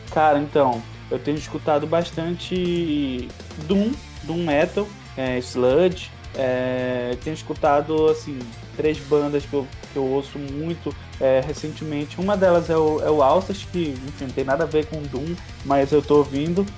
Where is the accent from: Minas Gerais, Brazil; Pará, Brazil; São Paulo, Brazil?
Pará, Brazil; Belém; now in Manaus, Brazil; sou de Belém, mas moro em Manaus desde 2013